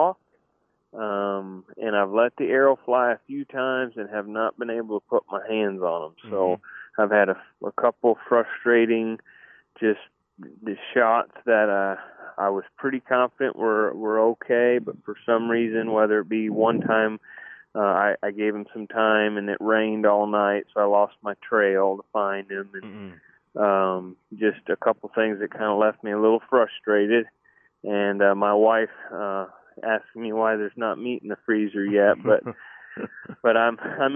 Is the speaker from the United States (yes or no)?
yes; Cherry Valley, Illinois, United States; also born or lived in Rockford, Illinois; now in Ashland City, United States; Cherry Valley is where I grew up. I was born in Rockford